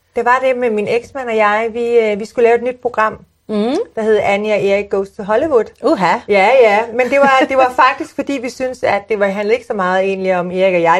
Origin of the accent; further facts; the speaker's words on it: Sorgenfri, Capital Region of Denmark, Denmark; jeg er født og opvokset i Sorgenfri